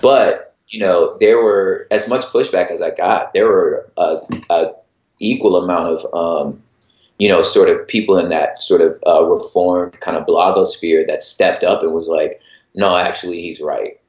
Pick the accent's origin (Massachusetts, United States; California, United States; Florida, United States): California, United States; Los Angeles; I'm originally from Los Angeles